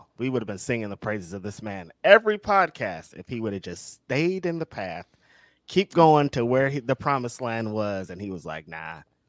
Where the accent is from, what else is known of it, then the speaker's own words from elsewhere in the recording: Bakersfield, California, United States; now in Oakland, United States; I come from Bakersfield where it's 115 degrees. The norm right now, like my people over there are burning up to death. But over here in Oakland, it's like 80 degrees.